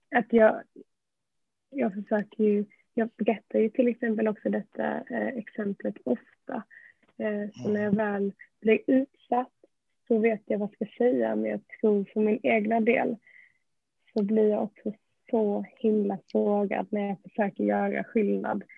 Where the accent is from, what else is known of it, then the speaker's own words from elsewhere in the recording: Malmö, Skåne, Sweden; Jag är ju uppväxt i Malmö